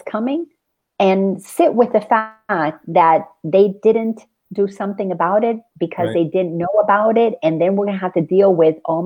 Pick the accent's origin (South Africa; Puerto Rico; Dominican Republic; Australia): Dominican Republic; now in United States; I grew up in the Dominican Republic